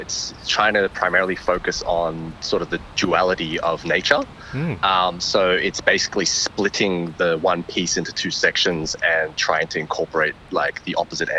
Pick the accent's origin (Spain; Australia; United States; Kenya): Australia; Parramatta, New South Wales; I was born and raised in Parramatta. Mm-hmm. Sort of Western Sydney